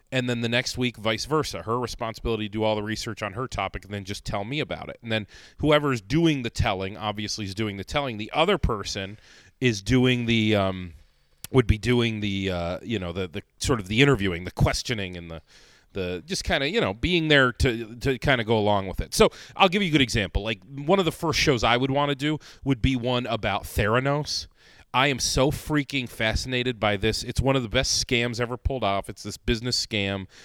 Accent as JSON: {"language": "English", "region": "Northeast Ohio", "country": "United States", "moved": "yes", "lives_now": "Rochester, United States", "said": "I'm not from here either. I'm from Northeast Ohio"}